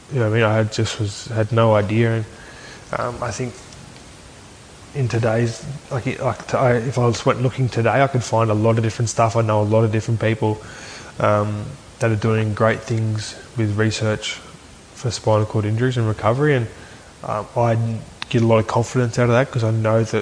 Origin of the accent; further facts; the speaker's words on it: Aberdeen, Scotland, United Kingdom; it's very close to my hometown, Aberdeen.